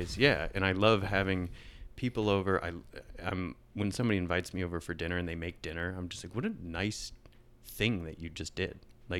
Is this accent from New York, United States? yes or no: no; Michigan, United States; I grew up in Northern Michigan, and that's in the late 90s, that just wasn't a thing